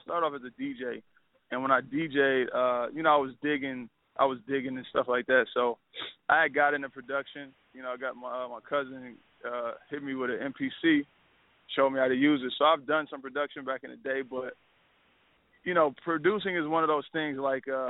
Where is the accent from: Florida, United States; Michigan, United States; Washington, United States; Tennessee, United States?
Michigan, United States; Pontiac; I'm from Pontiac, Michigan, right outside of Detroit